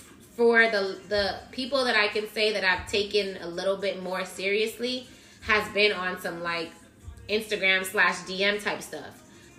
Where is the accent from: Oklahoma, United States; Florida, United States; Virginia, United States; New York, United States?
Florida, United States; Miami; I'm like, my nigga, I'm from Miami.